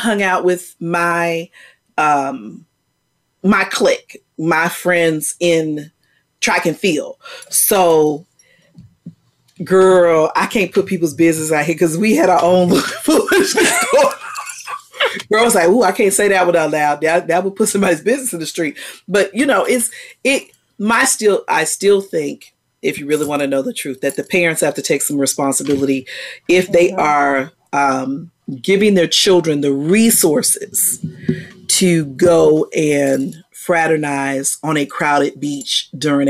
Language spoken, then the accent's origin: English; Virginia, United States; now in Texas, United States; I grew up in Virginia.